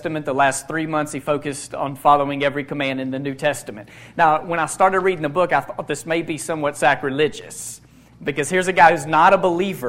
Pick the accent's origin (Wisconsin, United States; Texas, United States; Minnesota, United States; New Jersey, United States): Texas, United States; moved away as an adult; now in Memphis, United States; I consider myself a recovering Texan. My wife and I grew up in Texas all of our lives. We chose to move to Memphis 3 years ago